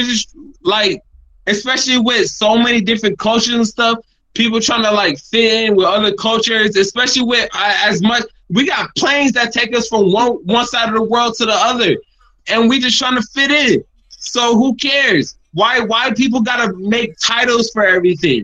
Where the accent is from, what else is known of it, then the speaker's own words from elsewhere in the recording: New York, United States; moved away; They ask me where I'm from. And I say New York.